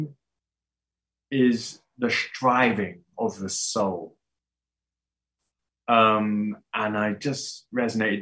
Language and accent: English; United Kingdom; I'm British